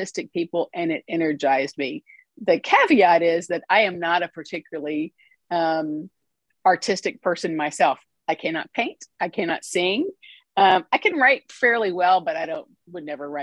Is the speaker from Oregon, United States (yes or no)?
no; Austin, Texas, United States; moved away as an adult; also born or lived in Washington, D.C.; now in Mississippi, United States; I was born and raised in Austin, Texas